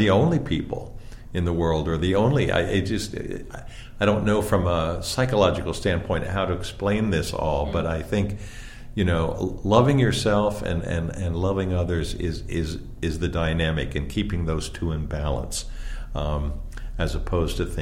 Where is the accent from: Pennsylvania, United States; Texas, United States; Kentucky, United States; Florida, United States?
Pennsylvania, United States; I grew up in Pennsylvania and in sort of a small town